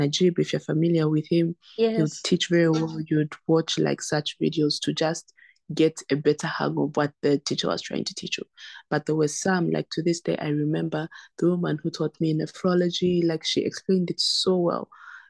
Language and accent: English; South Africa; also born or lived in Zambia; now in China; I was born in Zambia, but then when I was about 9, my family relocated to South Africa, and then I lived there until I came to China.